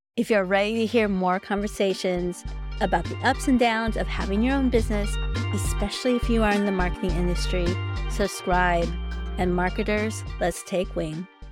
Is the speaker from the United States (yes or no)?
yes; United States; I'm Filipino American